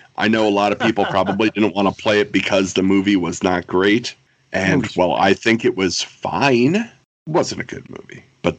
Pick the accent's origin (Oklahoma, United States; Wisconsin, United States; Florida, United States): Wisconsin, United States; my home state of Wisconsin.